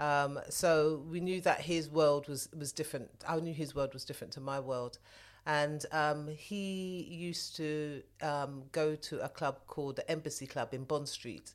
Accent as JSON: {"language": "English", "region": "London", "country": "United Kingdom", "tie": "born or raised there", "said": "I grew up in southwest London, spent most of my time in the Wandsworth borough, so that's where I, that's where I grew up"}